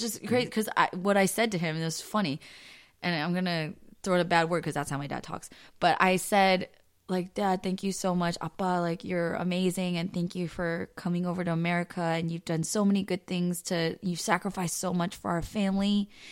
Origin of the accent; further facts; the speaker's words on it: East Bay, California, United States; also born or lived in San Jose / Cupertino; now in Los Angeles, United States; I grew up in East Bay